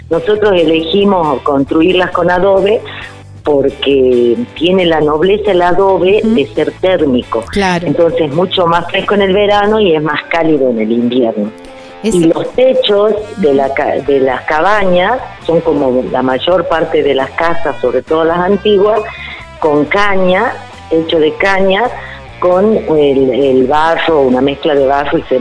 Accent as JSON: {"language": "Spanish", "region": "Salta", "country": "Argentina", "tie": "born or raised there", "lives_now": "Payogasta, Argentina", "said": "yo te cuento que soy salteña, nací en Salta capital y con los años, este, cuando mis hijos eran chicos y hacíamos excursiones para conocer la provincia, llegamos a Payogaste y nos enamoramos"}